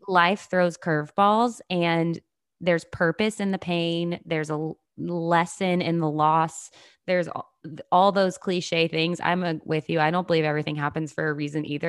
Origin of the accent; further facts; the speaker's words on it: the South, United States; I grew up in the South